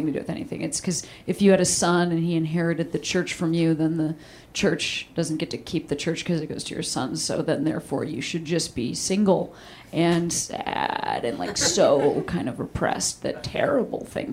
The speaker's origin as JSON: {"language": "English", "town": "Chicago", "region": "Illinois", "country": "United States", "said": "I'm from Chicago"}